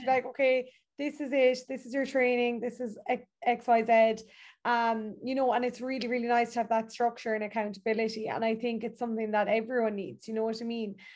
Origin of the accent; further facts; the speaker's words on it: Ireland; as Irish people